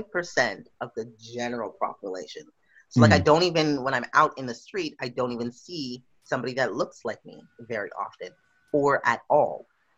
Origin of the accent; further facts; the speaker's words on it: Western Canada, Canada; No, but where are you from? Canada. Yeah. But where are you from? Western Canada?